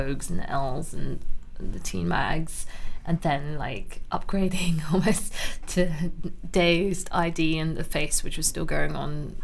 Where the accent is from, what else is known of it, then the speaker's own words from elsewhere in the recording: London, United Kingdom; I grew up in Camden, then my parents kind of moved around, but mainly North London, North West, Willesden Green. Then they ended up in Barnet. So yeah, kind of grew up all over North London